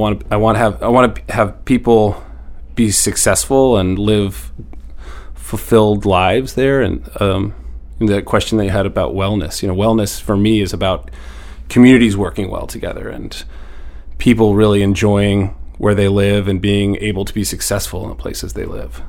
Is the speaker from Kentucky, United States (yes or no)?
no; Northern Maine, United States; also born or lived in Seattle; now in Portland, United States; I grew up in Northern Maine. I grew up, my dad worked in Millinocket.